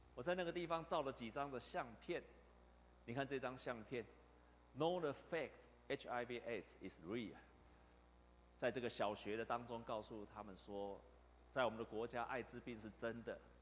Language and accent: Chinese; Taiwan; 我们台湾